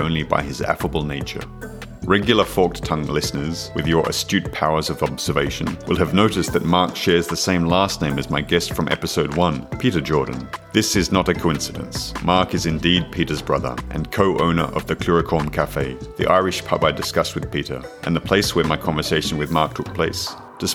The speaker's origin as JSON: {"language": "English", "country": "Australia", "also_born_or_lived": "Paris, France", "moved": "as an adult", "lives_now": "Poitiers, France", "said": "I'm from Australia, but have been living in France for more than 10 years now, first in Paris and now in Poitiers"}